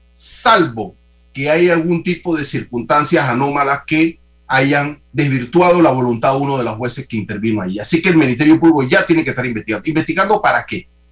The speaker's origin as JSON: {"language": "Spanish", "country": "Panama", "said": "nosotros asumir como panameños"}